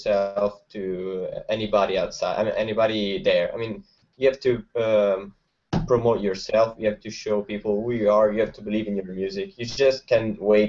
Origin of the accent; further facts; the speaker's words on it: Italy; we come from Italy.